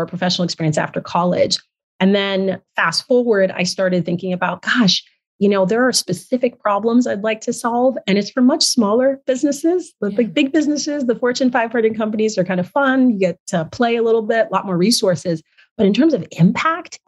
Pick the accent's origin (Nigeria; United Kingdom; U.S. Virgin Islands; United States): Nigeria; moved away; I'm originally from Nigeria